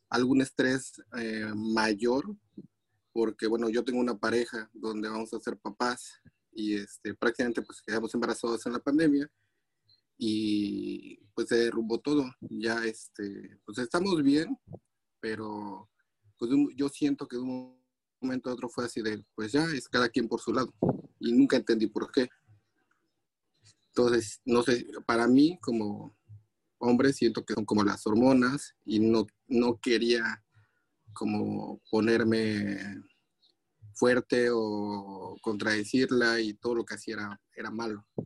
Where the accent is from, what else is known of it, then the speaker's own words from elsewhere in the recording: Puebla, Mexico; Este, de Puebla.